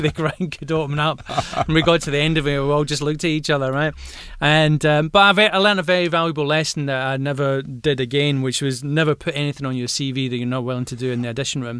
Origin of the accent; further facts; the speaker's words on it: Glasgow, Scotland, United Kingdom; accent: Glaswegian